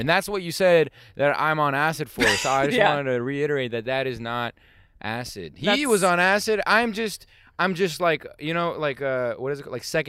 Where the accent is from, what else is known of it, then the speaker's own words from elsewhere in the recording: San Francisco Bay Area, California, United States; moved away as an adult; also born or lived in Israel; now in Los Angeles, United States; I was born in Israel and I grew up in like the Bay Area. And to answer your question, yeah, I moved to LA in this van.